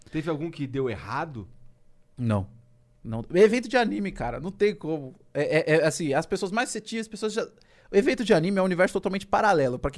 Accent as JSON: {"language": "Portuguese", "region": "Rio de Janeiro", "country": "Brazil", "said": "Eu moro aqui, eu sou do Rio. Pode confiar em mim."}